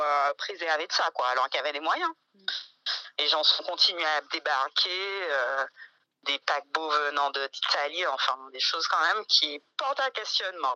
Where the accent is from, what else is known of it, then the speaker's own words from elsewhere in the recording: Martinique; je suis Martinique, je suis martiniquaise